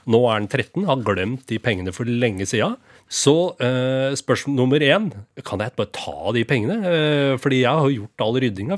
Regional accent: Rakkestad, Østfold, Norway; moved away; Jeg husker vinballongen som sto på kjølerommet hjemme i Rakstad

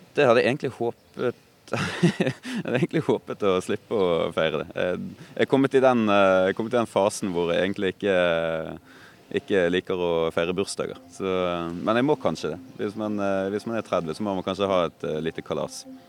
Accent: Bergen, Vestland, Norway; also born or lived in Oslo; Jeg kommer nok aldri til å flytte fra, fra hjembyen min

